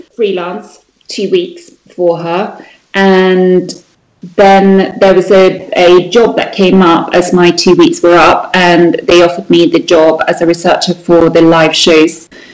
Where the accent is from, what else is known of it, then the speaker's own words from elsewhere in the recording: Sweden; moved away as an adult; the place where I was born in Sweden is a very, very entrepreneurial place